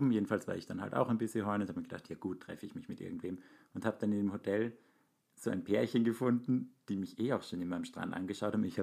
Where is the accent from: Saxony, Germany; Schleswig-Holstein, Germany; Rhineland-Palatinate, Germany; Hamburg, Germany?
Hamburg, Germany; Ja, und wir sind ja aus Hamburg.